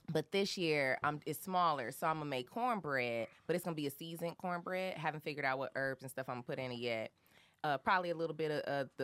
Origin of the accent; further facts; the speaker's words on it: Michigan, United States; I'm from Michigan, and I'm raised by Southerners